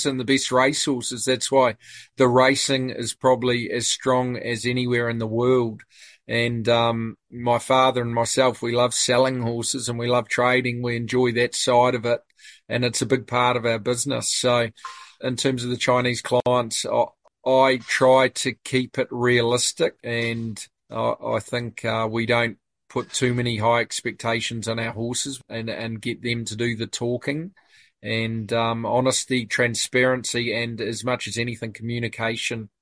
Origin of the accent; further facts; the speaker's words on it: New Zealand; moved away as an adult; now in Sydney, Australia; I'm originally from New Zealand, but I've been in Sydney for 10 years